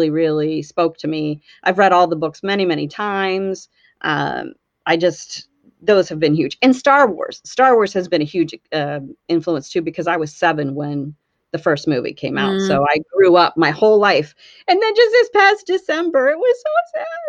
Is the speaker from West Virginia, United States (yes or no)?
yes; right outside Pittsburgh, West Virginia, United States; also born or lived in Los Angeles / Cleveland / Amish country, Pennsylvania; now in Pennsylvania, United States; I grew up in West Virginia, right outside Pittsburgh, Pennsylvania.